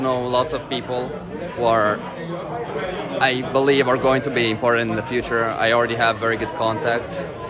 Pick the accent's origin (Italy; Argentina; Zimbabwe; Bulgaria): Italy; moved away as an adult; now in Oxford, United Kingdom; I'm also Italian, of course. But I'm studying in the UK right now, in Oxford.